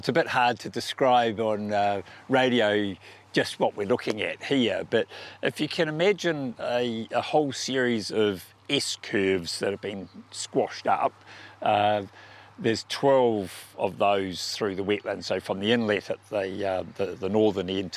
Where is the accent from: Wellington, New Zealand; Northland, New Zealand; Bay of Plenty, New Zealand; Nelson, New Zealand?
Wellington, New Zealand; Porirua; moved away; also born or lived in South Wairarapa; I grew up in Cannons Creek in Porirua